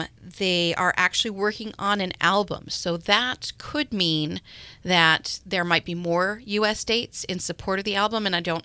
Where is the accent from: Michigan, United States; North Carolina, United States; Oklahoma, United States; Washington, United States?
Washington, United States; Seattle; I'm from Seattle